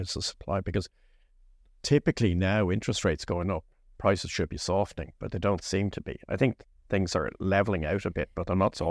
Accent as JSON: {"language": "English", "town": "Lucan", "region": "Leinster", "country": "Ireland", "tie": "born or raised there", "said": "I grew up in Lucan when Lucan was a village."}